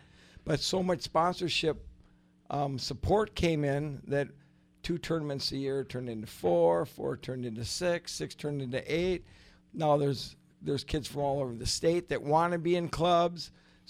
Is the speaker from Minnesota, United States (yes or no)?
yes; Minneapolis, Minnesota, United States; Well, I grew up in Minneapolis, and I never had access to boats and that.